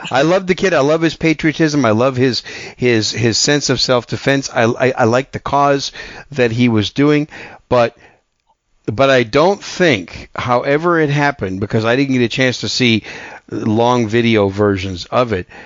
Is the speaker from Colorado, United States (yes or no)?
no; Wisconsin, United States; I'm from Wisconsin.